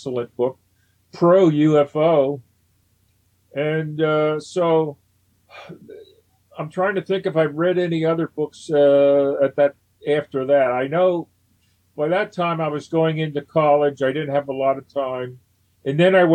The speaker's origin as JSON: {"language": "English", "town": "Philadelphia", "region": "Pennsylvania", "country": "United States", "tie": "born or raised there", "also_born_or_lived": "Sacramento, California / Toronto", "lives_now": "Huntingdon Valley, United States", "said": "came back to Philadelphia, my hometown"}